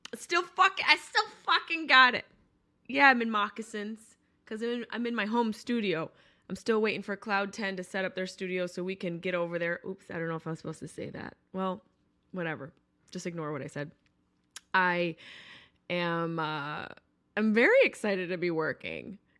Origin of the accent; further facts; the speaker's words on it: upstate New York, United States; moved away; I'm from upstate New York, but I did live in the city for eleven years